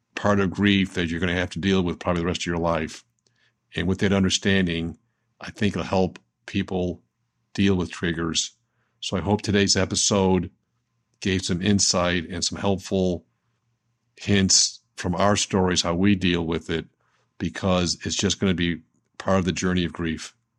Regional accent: Buffalo, New York, United States; I was seven years old in second grade, and growing up in Buffalo, New York

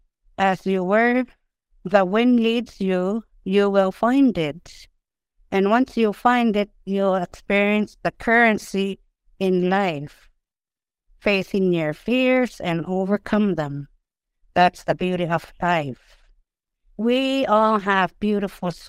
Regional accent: Rankin Inlet, Nunavut, Canada; first language Inuktitut; English is a second language; I'm from Rincon Inlet, Nunavut.

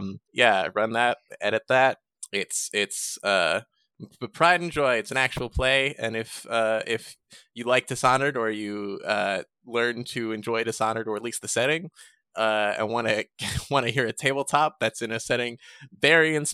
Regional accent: Wales, United Kingdom; because I'm Welsh.

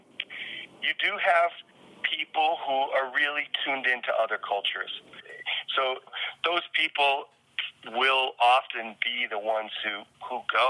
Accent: rural Illinois, United States; moved away; also born or lived in South Dakota; I was born in South Dakota and grew up in a small farming town in rural Illinois

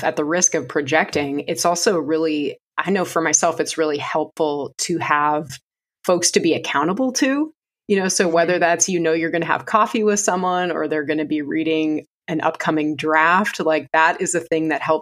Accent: Minnesota, United States; now in North Carolina, United States; I grew up in Minnesota, but I've been here for over 20 years.

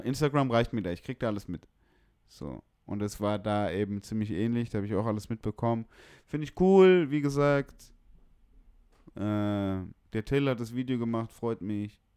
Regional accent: Bremen, Germany; also born or lived in East Frisia; ich bin gebürtiger Bremer

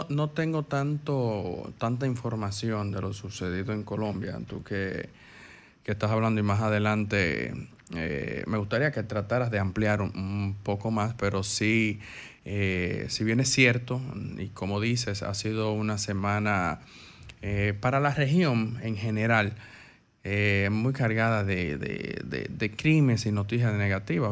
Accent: Dominican Republic; como dominicano

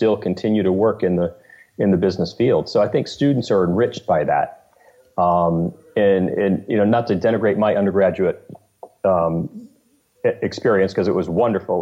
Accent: Maine, United States; moved away as an adult; also born or lived in New York; now in Vermont, United States; After graduating from college upstate New York at St. Lawrence University, and went back to my home in Maine

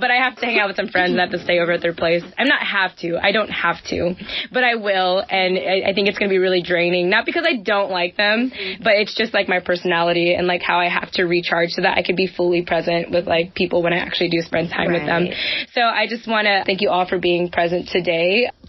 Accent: Philippines; but I'm still a Filipina and I still need like some form of independence.

